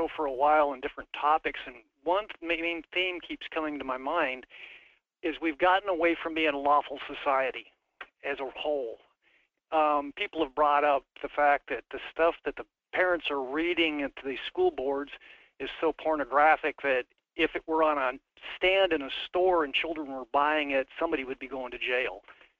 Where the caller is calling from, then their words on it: Wasilla, Alaska, United States; Yeah, this is …. I'm from Wasilla.